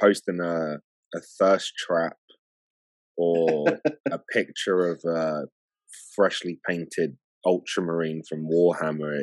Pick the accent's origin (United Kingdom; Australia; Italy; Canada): United Kingdom; London; I was born in England, London